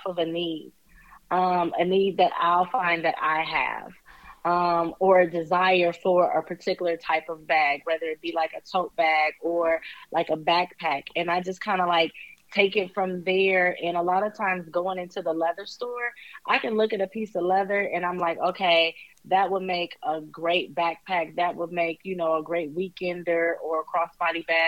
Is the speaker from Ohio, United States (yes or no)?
yes; Toledo, Ohio, United States; now in Columbus, United States; Okay, so I live in the Midwest. I am in Columbus, Ohio. Nice. I was born in Toledo, Ohio, however.